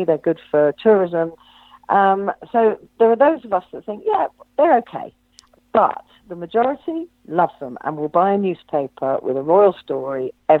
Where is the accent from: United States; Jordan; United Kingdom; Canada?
United Kingdom; London; they say that us Londoners are not very friendly.